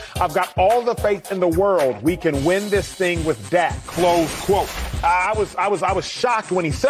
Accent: Dallas, Texas, United States; Born and raised in Dallas, I remember when the Cowboys won that last Super Bowl. I was just a toddler.

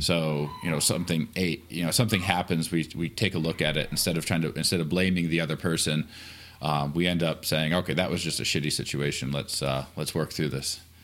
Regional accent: Atlanta, Michigan, United States; moved away; I am from Michigan, a small town called Atlanta, Michigan, um, about an hour south of the bridge

